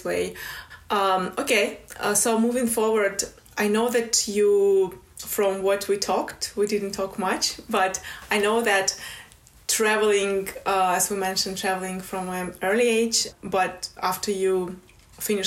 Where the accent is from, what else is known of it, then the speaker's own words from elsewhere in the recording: Russia; moved away as an adult; also born or lived in Moscow; now in United Kingdom; I grew up home in the Republic of Comica